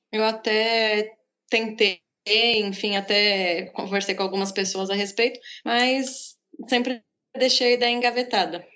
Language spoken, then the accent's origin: Portuguese; São Paulo, Brazil; moved away as an adult; now in Florianópolis, Brazil; quando eu morava em São Paulo ainda, porque eu sou de São Paulo, né? Eu moro em Florianópolis faz um, um ano e meio